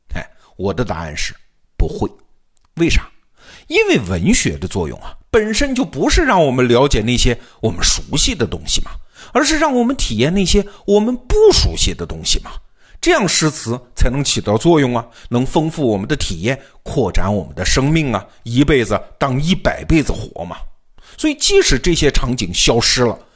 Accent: southern China, China; 我们这些南方同学看见了就笑话他们

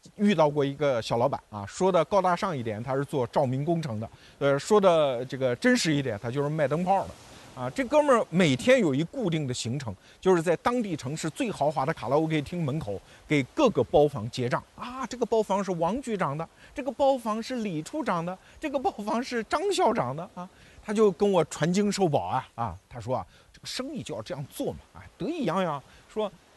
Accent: Anhui, China; 我们安徽人在新闻界很多嘛

